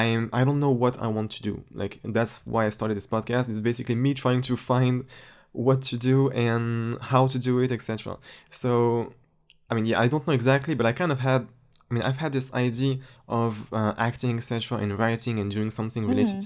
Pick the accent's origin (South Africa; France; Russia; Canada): France; English is a second language; Actually, for a French person, my accent is almost perfect. Like, really. If you ever come to France, you'll know what I'm talking about.